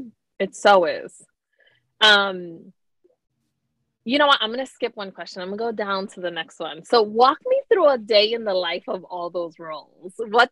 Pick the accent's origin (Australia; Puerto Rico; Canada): Puerto Rico; moved away; as a Latina, as I'm from Puerto Rico